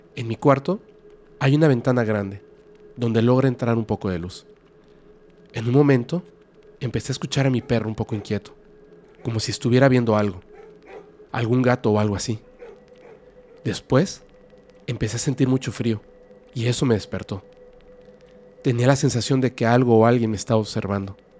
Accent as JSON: {"language": "Spanish", "region": "a small town in Antioquia", "country": "Colombia", "said": "Soy de Colombia de un pueblito en Antioquía"}